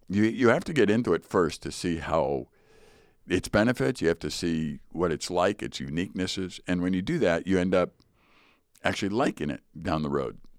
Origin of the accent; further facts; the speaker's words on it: United States; I'm American